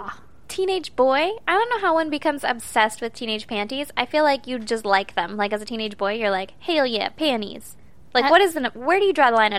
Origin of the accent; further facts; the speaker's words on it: California, United States; I realize that I have every other idiosyncrasy or whatever from California, but I hate the Cali thing.